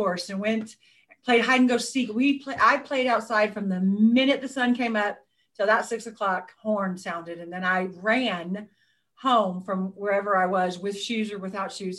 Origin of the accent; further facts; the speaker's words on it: Seguin, Texas, United States; also born or lived in Karnes City, Texas; I grew up in Seguin, Texas. I was actually born in Carnes City, but I moved to Seguin.